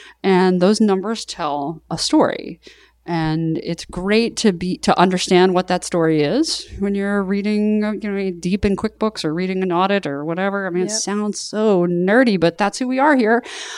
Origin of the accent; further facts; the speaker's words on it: Southern US, United States; Well, I'm from the South.